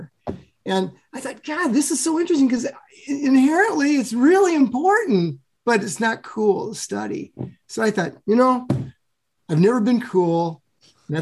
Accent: Sioux City, Iowa, United States; moved away; I grew up in Sioux City, Iowa, in the western edge of Iowa, next to South Dakota

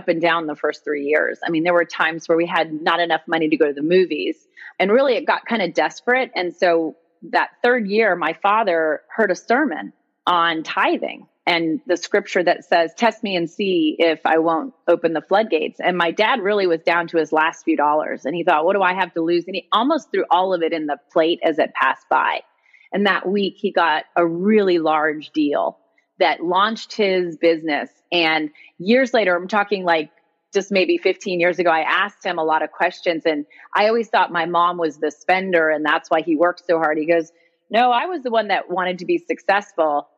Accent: Connecticut, United States; moved away; also born or lived in Miami, Florida / Boston / New York; I was raised in Connecticut in a pretty typical middle-income family

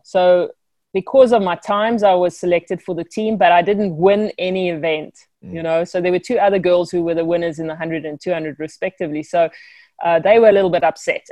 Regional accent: South Africa; born or raised there

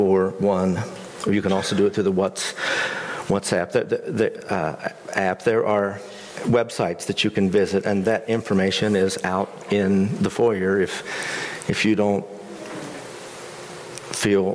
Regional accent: West Virginia, United States; moved away; my home state of West Virginia

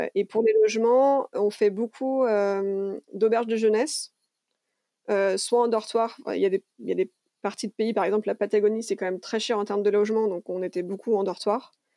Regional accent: Lyon, Auvergne-Rhône-Alpes, France; also born or lived in Canada / New Zealand; je suis une vraie lyonnaise, hein, je, suis née, j'ai toujours vécu à Lyon quand je suis en France.

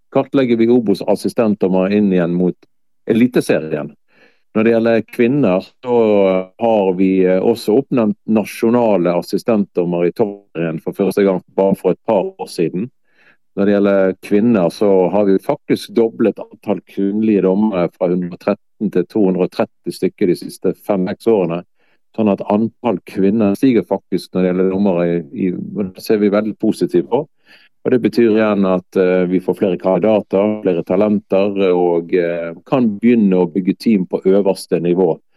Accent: Bergen, Vestland, Norway; also born or lived in Lindås / Håkonsvern; jeg har vokst opp i Sandviken, faktisk, av alle plasser. Og ungdomstida så flytter vi til Matoppellen og Håkonsvern

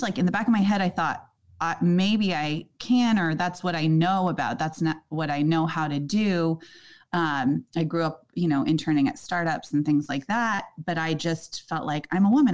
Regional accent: Silicon Valley, California, United States; I grew up in Silicon Valley

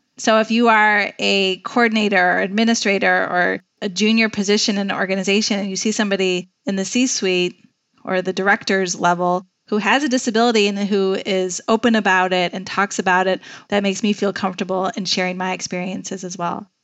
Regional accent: Chicago, Illinois, United States; also born or lived in Washington, D.C.; I'm from Chicago. I knew Chicago would eventually be home

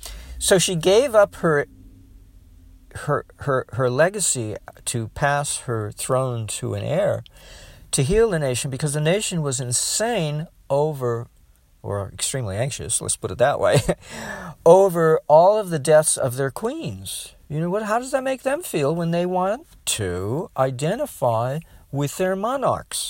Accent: United States; I'm all American

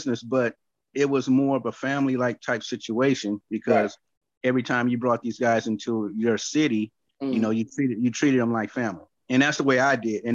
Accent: Oakland, California, United States; growing up in Oakland

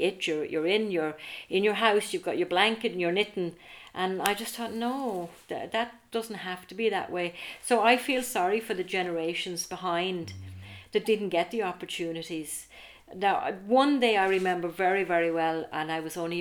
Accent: Arklow, Leinster, Ireland; I'm from Arklow, a small enough town

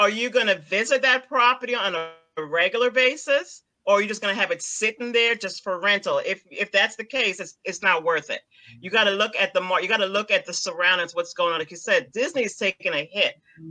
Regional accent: Guyana; For example, I'm from Guyana. Okay. What's going on in Guyana now?

